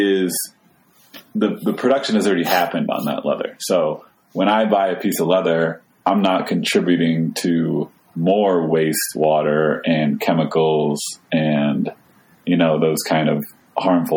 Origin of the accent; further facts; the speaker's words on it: Skowhegan, Maine, United States; I grew up in Skowhegan, Maine